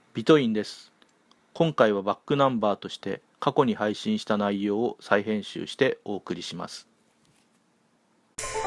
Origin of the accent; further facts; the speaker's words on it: Tokyo, Japan; 勤務地が高崎、群馬県の高崎からね、地元東京に変わりまして、戻ってきました